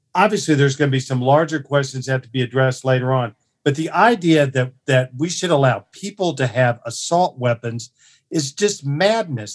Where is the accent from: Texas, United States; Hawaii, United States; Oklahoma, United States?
Oklahoma, United States; Tulsa; I was born, uh, in Tulsa, you know, on Saint Patrick's Day in nineteen fifty-four, uh, to a middle class family